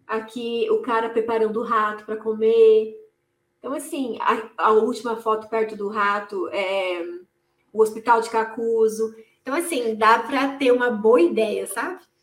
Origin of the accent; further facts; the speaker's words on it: interior of São Paulo, Brazil; moved away as an adult; also born or lived in Angola; eu sou do interior de São Paulo